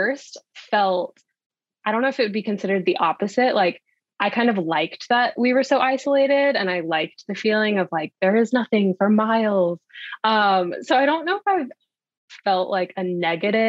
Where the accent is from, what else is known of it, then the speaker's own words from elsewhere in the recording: Texas, United States; moved away as an adult; also born or lived in Austin, Texas; now in Hawaii, United States; I am from Texas originally. I'm born and raised in Texas. I'm from a small town